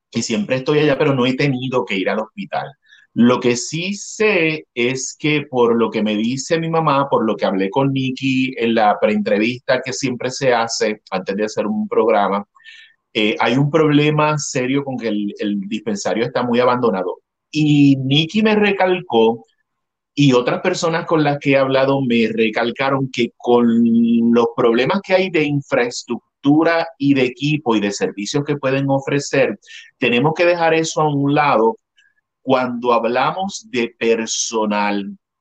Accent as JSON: {"language": "Spanish", "town": "Adjuntas", "country": "Puerto Rico", "tie": "born or raised there", "also_born_or_lived": "San Juan, Puerto Rico", "moved": "as an adult", "lives_now": "Los Angeles, United States", "said": "este es mi pueblo donde nací y, estudié toda mi escuela en, eh, elemental, intermedia y superior"}